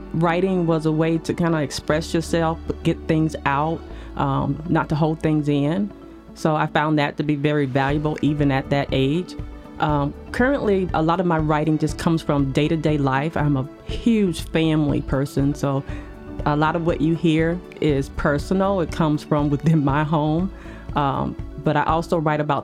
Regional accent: Mount Dora, Florida, United States; now in Frederick, Maryland, United States; I grew up in Mount Dora, Florida

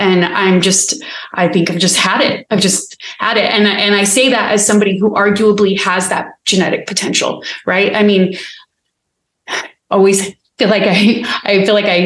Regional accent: United States; being American

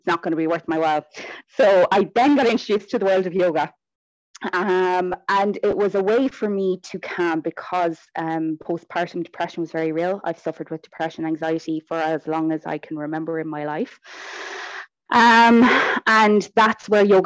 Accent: Ireland; I obviously am from Ireland

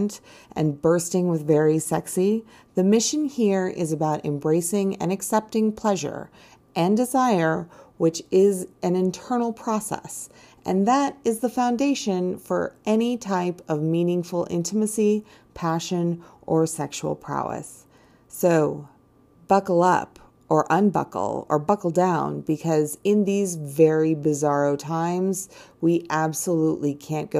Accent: United States; I'm an American girl

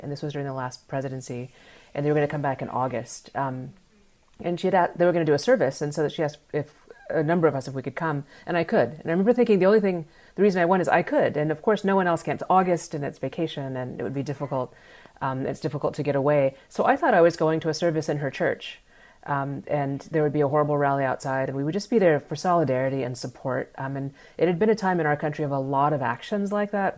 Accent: United States; the privilege of being an American

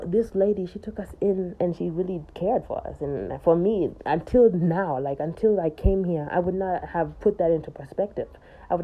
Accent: United States; I grew up in America

